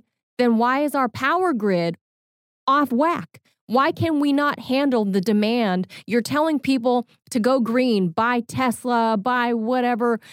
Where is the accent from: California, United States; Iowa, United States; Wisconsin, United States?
California, United States; moved away; as a native Californian